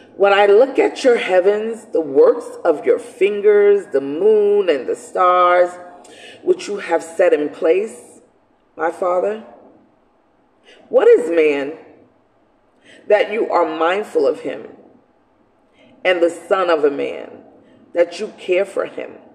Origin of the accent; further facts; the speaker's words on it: New York City, New York, United States; growing up in Brooklyn, you know, because I come from Brooklyn